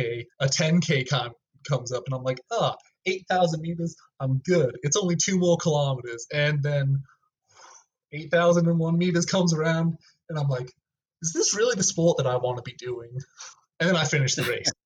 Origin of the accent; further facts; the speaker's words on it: Rio Rancho, New Mexico, United States; I was from Rio